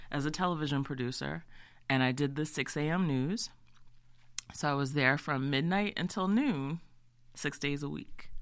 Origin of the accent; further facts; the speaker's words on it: Easton, Maryland, United States; also born or lived in Salisbury, Maryland / Baltimore, Maryland; my family's from there. I'm from there. I grew up in Easton